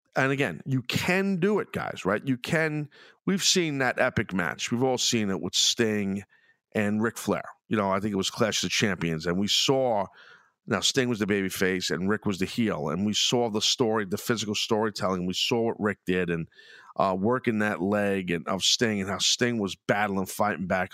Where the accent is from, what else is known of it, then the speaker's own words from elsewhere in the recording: New York City, New York, United States; accent: New York, Brooklyn; my accent and very New York and, you know, New York City-esque, Brooklyn